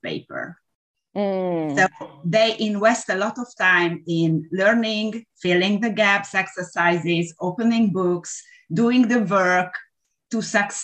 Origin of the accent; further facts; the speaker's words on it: Hungary; English is a second language; I'm from Hungary.